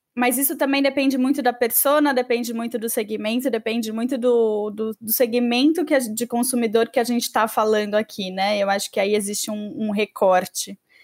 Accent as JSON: {"language": "Portuguese", "country": "Brazil", "said": "aqui no Brasil"}